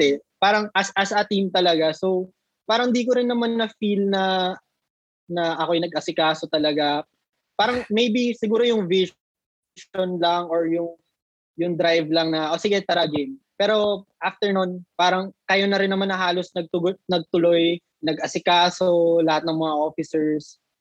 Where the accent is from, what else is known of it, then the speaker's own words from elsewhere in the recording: Nueva Ecija, Central Luzon, Philippines; I'm from Nueva Ecija, so dito ako na-base sa province